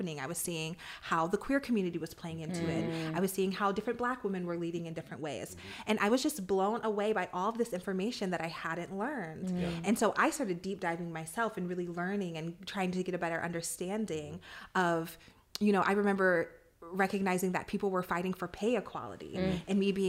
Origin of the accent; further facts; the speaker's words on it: Ohio, United States; moved away as an adult; also born or lived in New York City / Washington, D.C.; growing up in Midwest Ohio